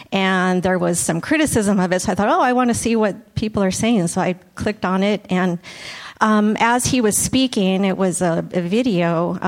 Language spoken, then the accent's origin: English; San Diego, California, United States; I grew up in San Diego near the border. I'm Mexican American